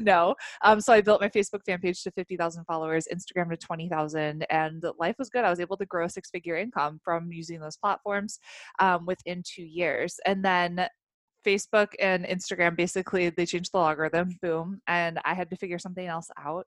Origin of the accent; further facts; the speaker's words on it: Chicago, Illinois, United States; moved away as an adult; also born or lived in Africa; I grew up in the Chicagoland area, moved to Africa when uh, I was in college